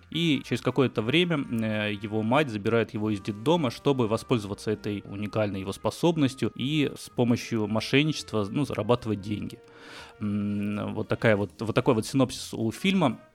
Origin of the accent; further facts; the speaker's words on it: Batumi, Adjara, Georgia; moved away; Я сам из Батуми, грузинский город небольшой